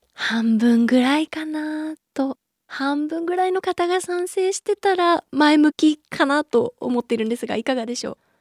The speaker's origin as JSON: {"language": "Japanese", "region": "Chiba", "country": "Japan", "said": "私千葉県なんですけれども"}